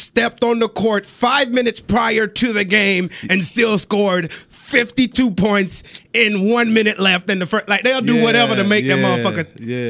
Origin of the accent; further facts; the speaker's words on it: Jamaica; I came from Jamaica. We was playing soccer.